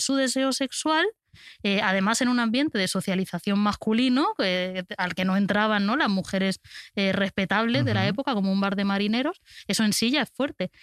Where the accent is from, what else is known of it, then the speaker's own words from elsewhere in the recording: Albacete, Castilla-La Mancha, Spain; como persona de Albacete